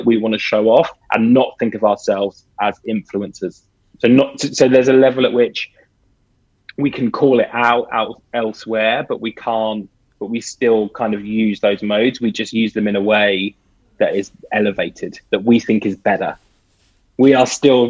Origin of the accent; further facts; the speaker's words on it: United Kingdom; I grew up in Britain in, you know, early 80s